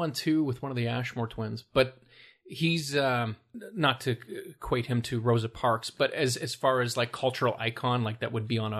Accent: Canada

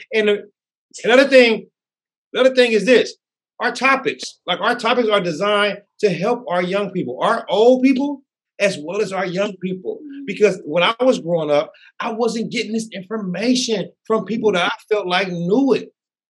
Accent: California, United States; I'm from the Bay, and he's from L.A.

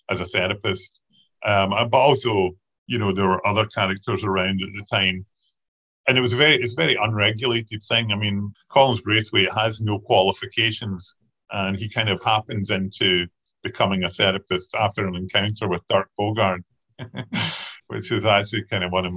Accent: Kilmarnock, Scotland, United Kingdom; I was brought up in Kilmarnock

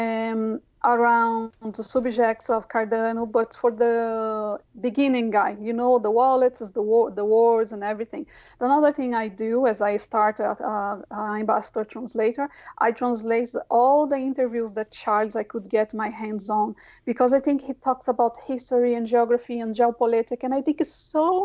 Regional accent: São Paulo, Brazil; English is a second language; moved away as an adult; now in Ireland; I come from the south of the city of São Paulo, a very not privileged area.

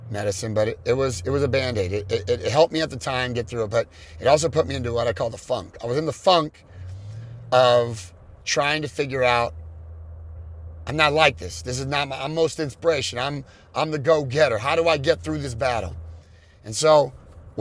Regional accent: California, United States; I'm from California.

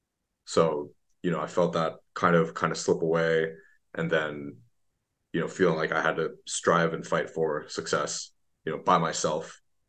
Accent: Beijing, China; also born or lived in Bay Area, United States; because I was born in the Bay Area. When I was six, I moved back to China. So between 6 to 18, I actually went to school in Beijing.

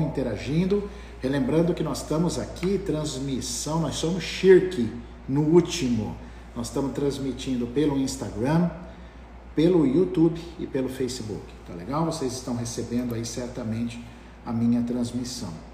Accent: Ilha Solteira, São Paulo, Brazil; eu sou de Ilha Solteira, meus pais moram lá

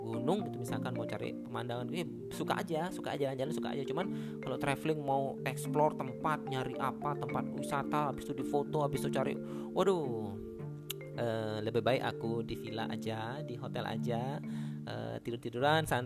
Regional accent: Bali, Indonesia; yang pertama aku ini asli Bali, uh, dari Pulau Bali, Pulau Seribu Pura. Uh, kelahiran di sini, uh, besar di sini, mungkin nanti mati juga di sini

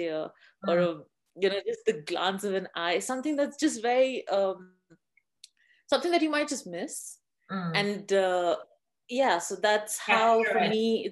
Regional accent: India; now in Dubai, United Arab Emirates; So I originally come from India, but I've lived in Dubai for about 15 years, 16 years now.

